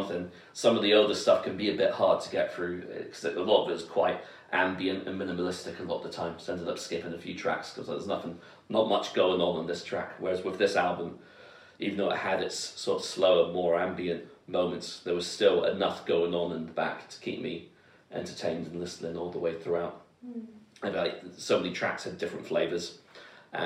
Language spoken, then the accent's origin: English; London, United Kingdom; I grew up in southeast London, so I know Elephant and Castle well